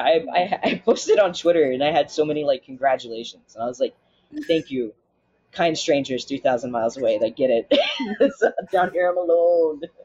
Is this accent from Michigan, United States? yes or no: no; Florida, United States; also born or lived in Jacksonville; I'm from Florida